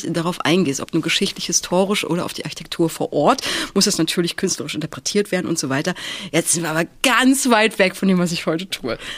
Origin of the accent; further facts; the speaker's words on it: Stralsund, Mecklenburg-Vorpommern, Germany; Äh, ganz ursprünglich ähm, Stralsund. Ich bin, ein, ich bin ein, ein nordisches Wesen